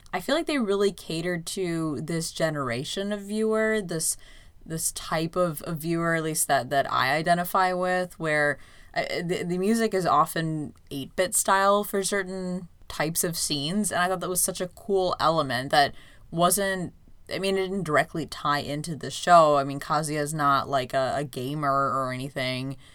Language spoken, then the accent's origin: English; United States; as an American viewer